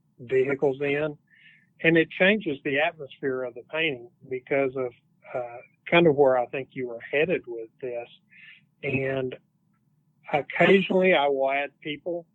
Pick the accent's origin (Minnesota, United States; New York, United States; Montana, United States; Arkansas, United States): Arkansas, United States; Fort Smith; here in my hometown